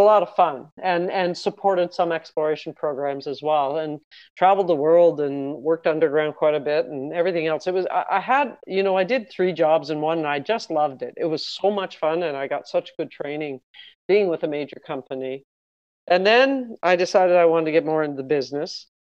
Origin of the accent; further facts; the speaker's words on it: Mississauga, Ontario, Canada; I'm originally from Mississauga, actually, the Toronto area.